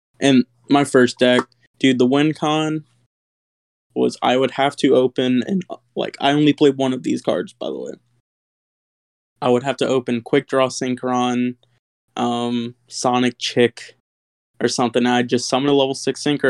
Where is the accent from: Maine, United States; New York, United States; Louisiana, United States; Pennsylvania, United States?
Louisiana, United States; Lafayette; I'm from Lafayette, Louisiana.